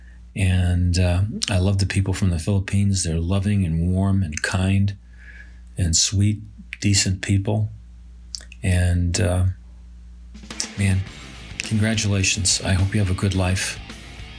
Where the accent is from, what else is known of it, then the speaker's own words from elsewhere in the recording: Binghamton, New York, United States; proud to be a resident of Binghamton